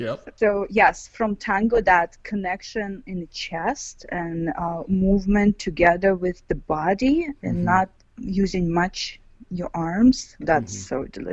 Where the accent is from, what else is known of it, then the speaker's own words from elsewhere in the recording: Ural, Russia; English is a second language; now in Moscow, Russia; Ural. Ural Mountains is like south of Siberia.